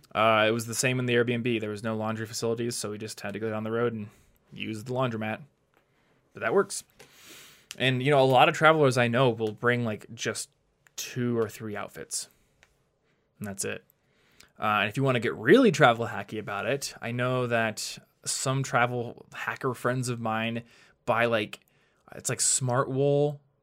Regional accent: United States; Yeah, the funny thing about being an American is like often the city you live in is more dangerous

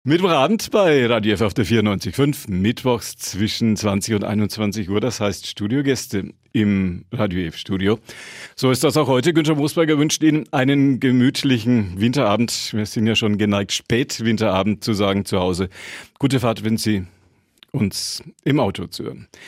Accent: Nuremberg, Bavaria, Germany; Wenn wir Nürnberger, die Menschen hier in der Metropolregion Nürnberg

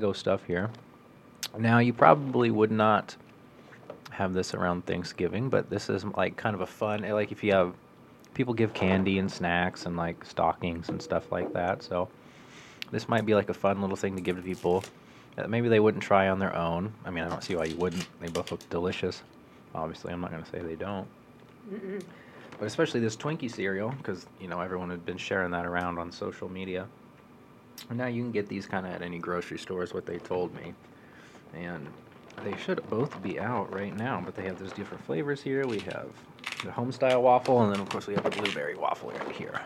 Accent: Monmouth, Illinois, United States; I'm from Monmouth. I know a lot of Monmouth people

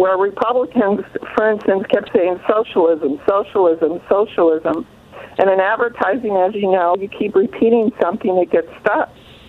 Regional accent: Tucson, Arizona, United States; I'm from Tucson, which is in southern Arizona, and we are the Democratic stronghold.

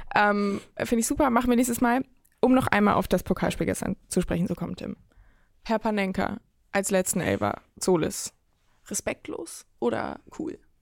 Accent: Hamburg, Germany; now in Berlin, Germany; nach Hamburg in meine Heimat

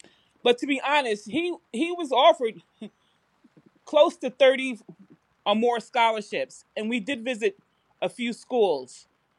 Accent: New York, United States; I'm from New York.

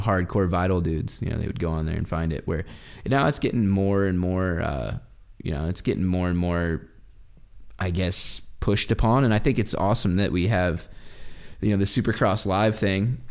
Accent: Oregon, United States; I remember when I was, like, fourteen, fifteen, sixteen, growing up in Oregon

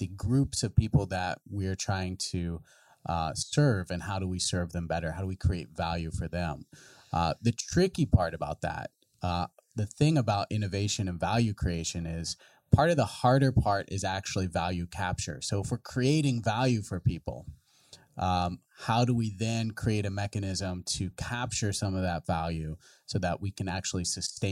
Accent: West Virginia, United States; moved away; I come from a rural background. I'm from West Virginia. So, I'm from, a very tiny little town on the Ohio River

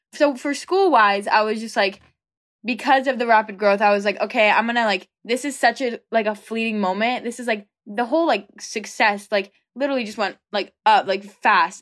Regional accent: an hour outside of Los Angeles, California, United States; I'm from California, about, like, an hour outside of Los Angeles

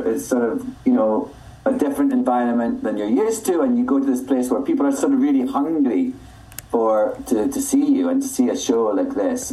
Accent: Scotland, United Kingdom; now in New York City, United States; I'm Scottish

